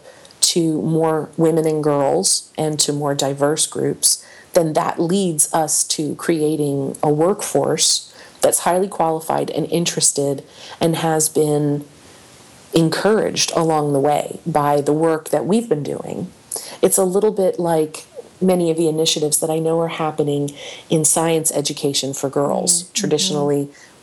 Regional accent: Delaware Valley, United States; I grew up in the Delaware Valley

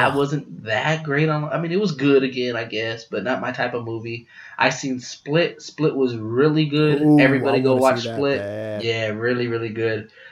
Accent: Smithville, Texas, United States; now in San Antonio, United States; I am a 29-year-old Mexican American that lives in San Antonio with about 98% population of Mexican Americans. And my best friend named LJ Burleson is African American. We grew up together in Smithville, Texas

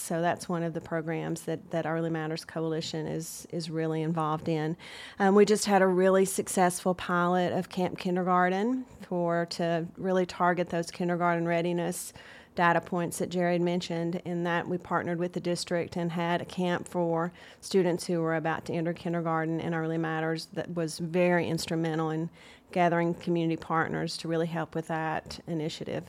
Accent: Chattanooga, Tennessee, United States; also born or lived in Nashville; I'm from Chattanooga

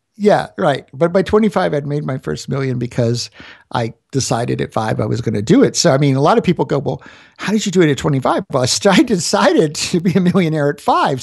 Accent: Florida, United States; now in Denver, United States; I'm from Florida

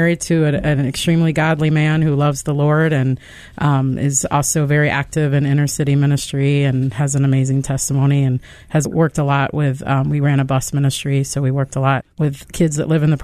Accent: Denver, Colorado, United States; also born or lived in Chicago; now in Memphis, United States; I grew up in Denver and then moved to Chicago.

